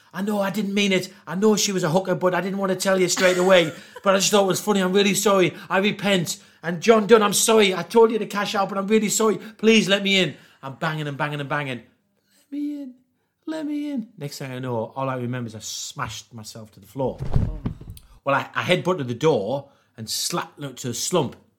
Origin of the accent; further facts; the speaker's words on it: Newcastle upon Tyne, North East England, United Kingdom; I can't really do the American accent because I'm from Newcastle